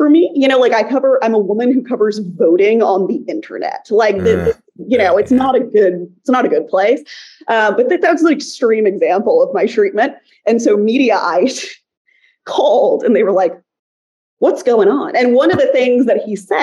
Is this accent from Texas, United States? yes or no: yes; Texas, United States; I'm from Texas